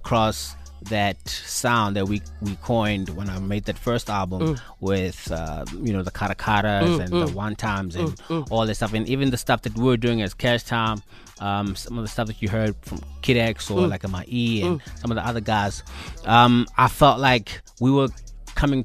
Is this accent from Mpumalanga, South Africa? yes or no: yes; Mpumalanga, South Africa; moved away as an adult; now in Johannesburg, South Africa; I'm from Mpumalanga, like you mentioned, and I come from a small town